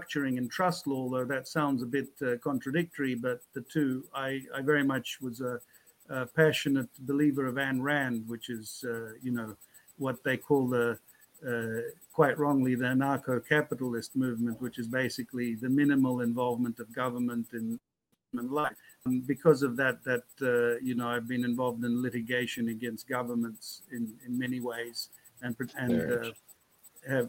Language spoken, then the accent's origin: English; Australia; born or raised there; moved away as an adult; also born or lived in Moscow, Russia / Russian Far East / Fiji / Panama